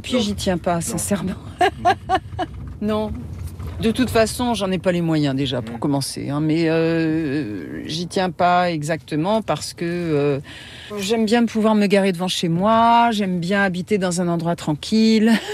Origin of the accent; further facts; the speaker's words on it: Maisons-Laffitte, Île-de-France, France; moved away as an adult; now in New Orleans, United States